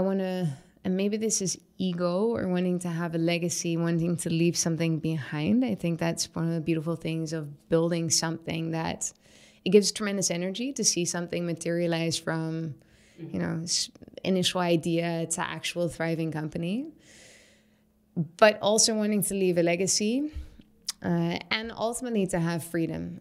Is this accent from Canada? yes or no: no; Syria; moved away; I was building houses when I was a kid growing up in Syria with rocks and mud and sticks and stones